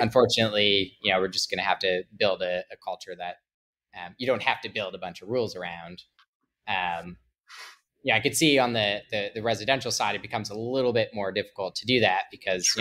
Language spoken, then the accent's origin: English; Canada; I'm Canadian